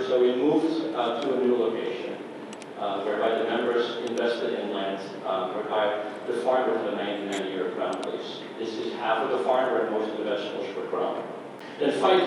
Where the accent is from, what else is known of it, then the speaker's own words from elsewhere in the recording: Amsterdam, North Holland, Netherlands; moved away as an adult; also born or lived in Minnesota / New York; now in Johnstown, United States; I was born in Amsterdam, in the Netherlands, and decided I wanted to be a farmer